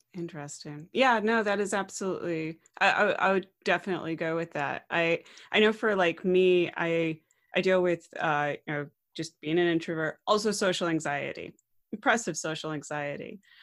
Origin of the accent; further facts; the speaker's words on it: United States; I'm an American